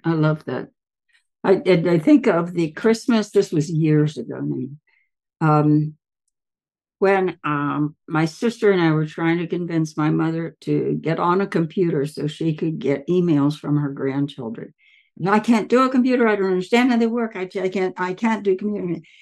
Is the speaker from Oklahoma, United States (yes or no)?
no; Southern Ohio, United States; moved away; I'm from Southern Ohio originally